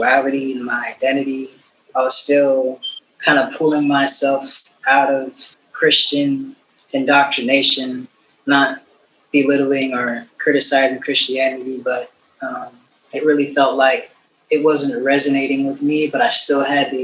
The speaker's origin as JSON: {"language": "English", "town": "San Jose", "region": "California", "country": "United States", "tie": "born or raised there", "said": "I grew up in San Jose, California, which is in the Bay Area"}